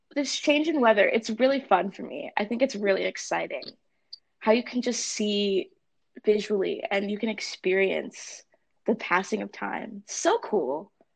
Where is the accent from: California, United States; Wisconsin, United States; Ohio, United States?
California, United States; now in Northampton, United States; I'm from California, um, and there aren't seasons there.